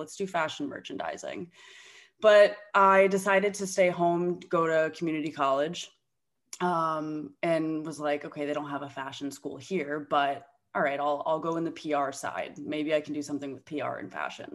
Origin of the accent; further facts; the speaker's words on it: Davie, Florida, United States; moved away as an adult; also born or lived in Coral Springs, Florida / New York City; now in Canada; I was born in Coral Springs, Florida, grew up in Davie, Florida.